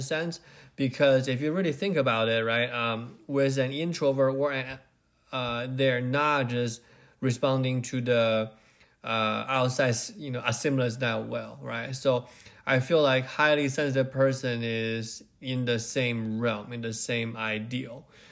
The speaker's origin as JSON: {"language": "English", "region": "Beijing", "country": "China", "tie": "born or raised there", "said": "I grew up in Beijing"}